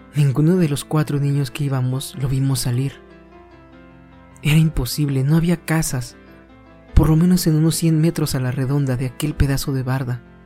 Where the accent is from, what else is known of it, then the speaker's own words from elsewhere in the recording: Mexico; todos los que somos mexicanos y que practicamos esta bonita costumbre